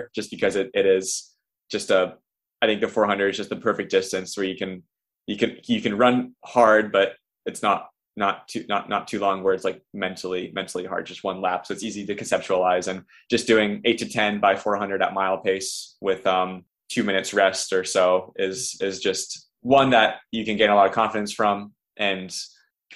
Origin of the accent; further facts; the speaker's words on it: Versailles, Ohio, United States; it's nice to race in Ohio, being in my home state